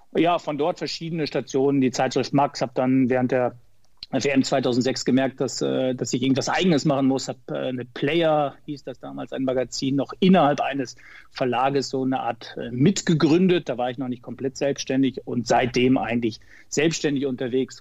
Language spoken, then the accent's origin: German; Ottfingen, North Rhine-Westphalia, Germany; gebürtiger Sauerländer aus Ottfingen im Sauerland, kleines Dorf